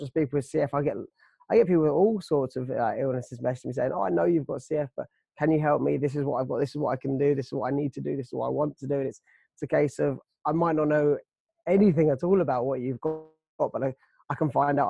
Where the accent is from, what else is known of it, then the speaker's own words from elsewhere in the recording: United Kingdom; we are British, but we're Brits